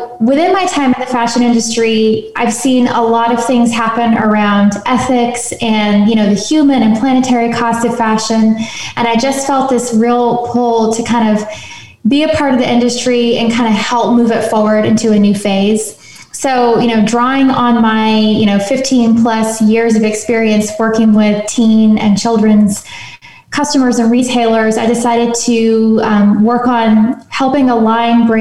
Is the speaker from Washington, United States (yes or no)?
no; Nashville, Tennessee, United States; moved away; also born or lived in London / Paris / New York; I'm from Nashville, originally born and raised